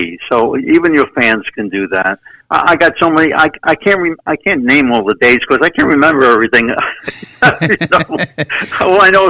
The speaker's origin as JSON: {"language": "English", "town": "New York City", "region": "New York", "country": "United States", "tie": "born or raised there", "said": "my first house on 62nd Street in Brooklyn, I was born on 62nd Street in Brooklyn."}